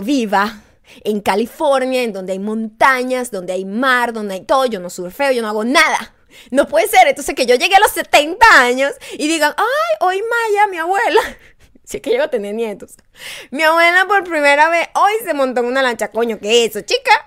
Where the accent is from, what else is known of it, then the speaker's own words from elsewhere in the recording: Venezuela; now in United States; Uno cuando es latino y un latino venezolano sabe esto